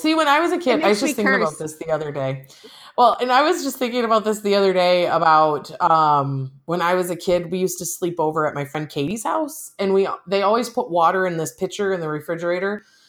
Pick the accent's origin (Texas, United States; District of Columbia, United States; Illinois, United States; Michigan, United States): Michigan, United States; Central; now in Algona, United States; I grew up in Central Michigan.